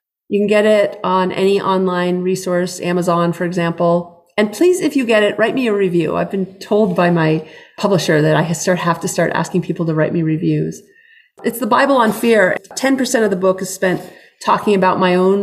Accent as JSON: {"language": "English", "region": "New Hampshire", "country": "United States", "tie": "born or raised there", "moved": "yes", "said": "I grew up in New Hampshire"}